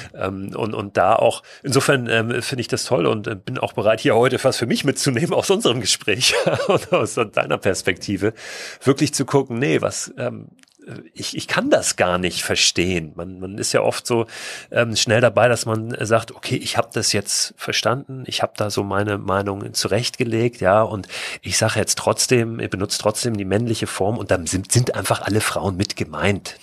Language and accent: German; Germany